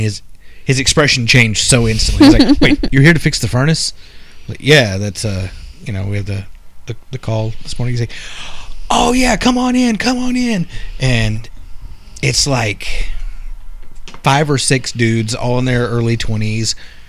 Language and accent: English; Queens, New York, United States; being a New Yorker and, you know, born and raised in Queens.